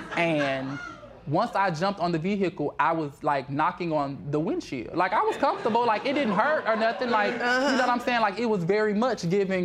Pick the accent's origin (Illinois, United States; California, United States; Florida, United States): Florida, United States; now in Dallas, United States; I'm from Florida